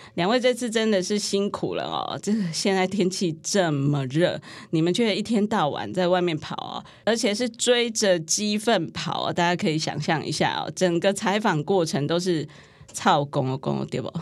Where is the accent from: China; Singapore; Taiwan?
Taiwan; 那我们台湾人口呢，是两千三百万人